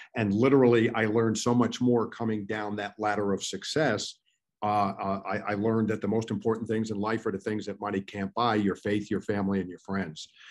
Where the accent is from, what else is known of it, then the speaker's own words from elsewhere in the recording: New York, United States; I grew up in in New York